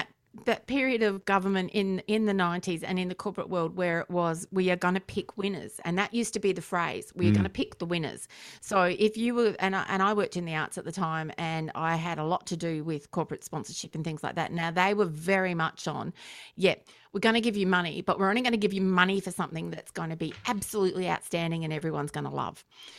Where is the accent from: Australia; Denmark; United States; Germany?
Australia; accent: Australian; he heard my accent, and he said, "You're an Australian." And I went, "Yeah."